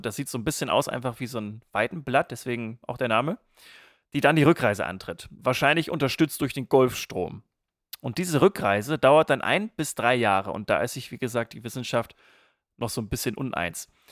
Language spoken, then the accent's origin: German; East Frisia, Lower Saxony, Germany; gebürtiger Ostfriese